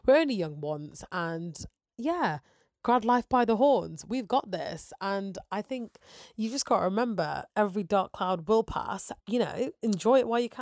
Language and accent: English; Nottingham, East Midlands, United Kingdom; also born or lived in Sheffield; I'm originally from Nottingham